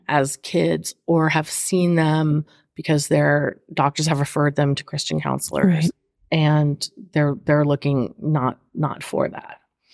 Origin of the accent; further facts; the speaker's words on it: California, United States; moved away as an adult; also born or lived in Florida; I'm originally from California